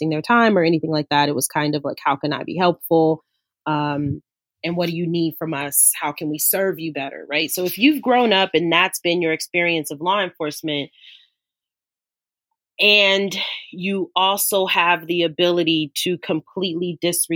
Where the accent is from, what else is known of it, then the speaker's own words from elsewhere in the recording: Los Angeles, California, United States; I grew up in South LA, so I grew up in the inner city